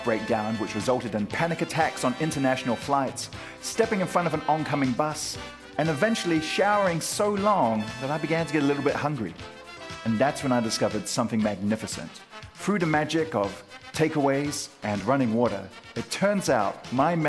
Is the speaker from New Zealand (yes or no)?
yes; Wellington, New Zealand; I grew up in Wellington and. Newtown, Lower Hutt